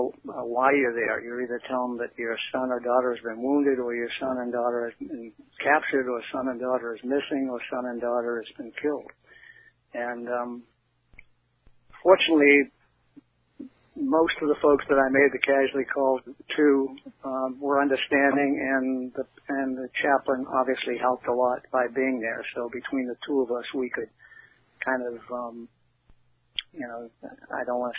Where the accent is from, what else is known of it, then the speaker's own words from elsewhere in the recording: Boston, Massachusetts, United States; moved away as an adult; settle in Boston, which was my hometown